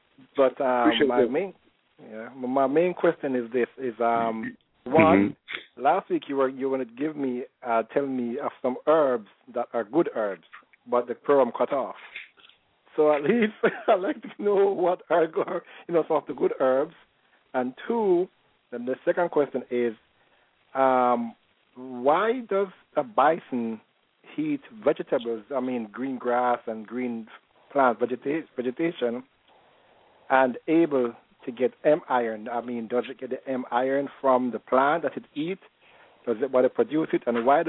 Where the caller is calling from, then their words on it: South Florida, United States; I'm calling from South Florida.